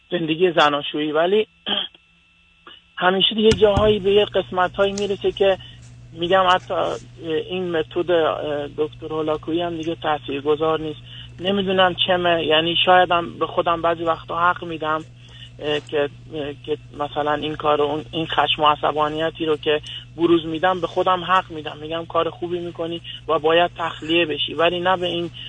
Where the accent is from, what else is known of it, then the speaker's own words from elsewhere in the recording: Afghanistan; moved away; بله ما من افغانستانی هستم و همسرم افغانستانی